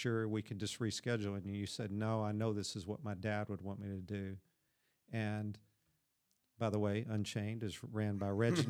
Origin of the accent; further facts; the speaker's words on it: Kentucky, United States; born there; Oh, yeah, that's right. I was born in Kentucky.